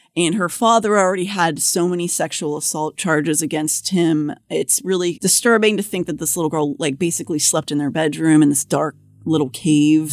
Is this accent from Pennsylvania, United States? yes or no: yes; Pittsburgh, Pennsylvania, United States; moved away; growing up in Pittsburgh